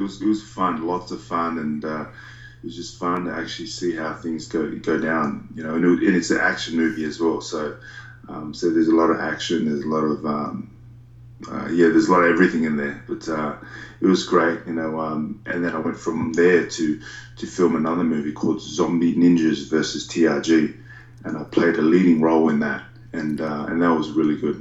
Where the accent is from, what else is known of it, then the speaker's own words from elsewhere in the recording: Australia; us Aussies